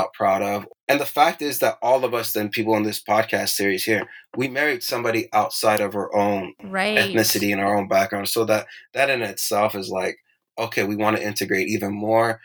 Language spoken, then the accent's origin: English; Irvine, California, United States; first language Persian; English is a second language; also born or lived in Tehran, Iran; I grew up in Irvine, California.